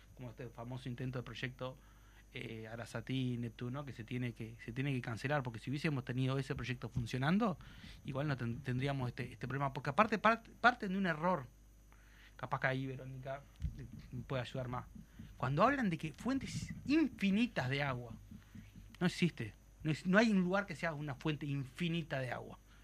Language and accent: Spanish; Uruguay